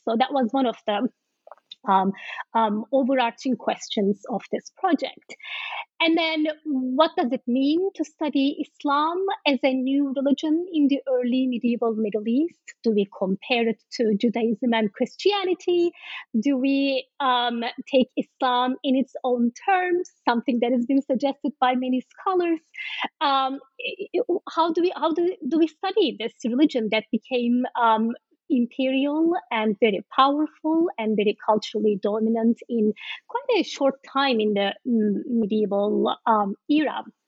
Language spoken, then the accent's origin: English; Turkey; I am from Turkey